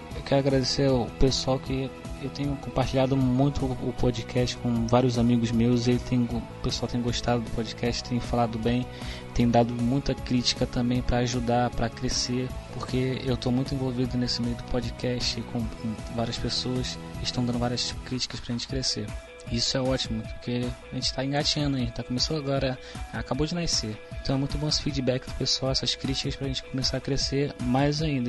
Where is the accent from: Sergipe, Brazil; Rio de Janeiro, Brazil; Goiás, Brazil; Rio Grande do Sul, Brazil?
Rio de Janeiro, Brazil; eu sou carioca